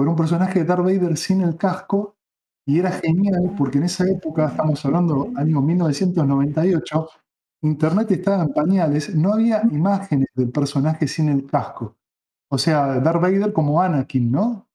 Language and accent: Spanish; Buenos Aires, Argentina; si bien soy porteño, nací en Capital, no vivía en Capital